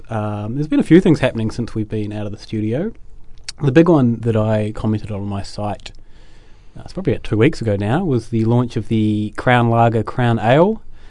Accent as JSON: {"language": "English", "town": "Westport", "region": "West Coast", "country": "New Zealand", "tie": "born or raised there", "moved": "yes", "said": "Representing my hometown of Westport."}